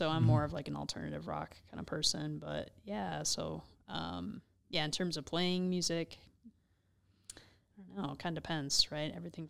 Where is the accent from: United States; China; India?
United States; I'm an American that lived within 50 mile radius of my birthplace, right, for the first 20 years of my life.